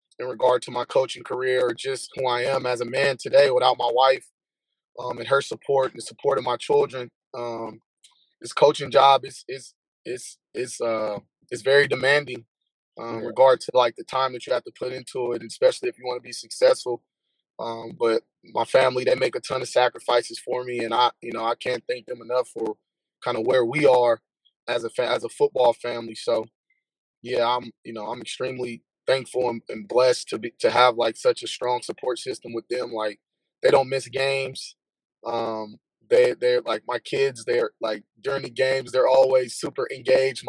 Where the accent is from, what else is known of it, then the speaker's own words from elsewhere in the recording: Oakland, California, United States; also born or lived in Alameda, California / San Jose, California; we moved to a city that was nearby my hometown in Oakland